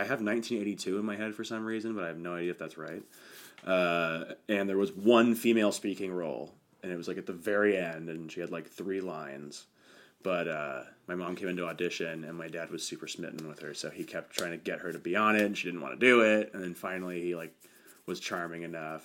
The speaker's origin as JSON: {"language": "English", "town": "Los Angeles", "region": "California", "country": "United States", "tie": "born or raised there", "said": "I grew up in Canoga Park when I was really young."}